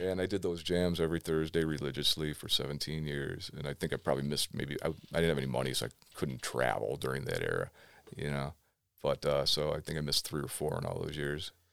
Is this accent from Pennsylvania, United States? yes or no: no; Cleveland, Ohio, United States; I grew up in West Park when they started busing. I moved out to the suburbs.